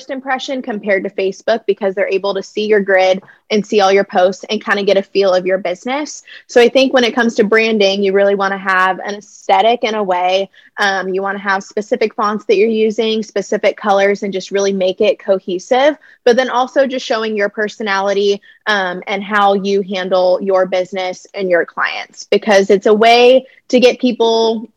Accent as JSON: {"language": "English", "town": "Lemoore", "region": "California", "country": "United States", "tie": "born or raised there", "also_born_or_lived": "Los Angeles, California", "said": "I was born and raised in Lemoore, California."}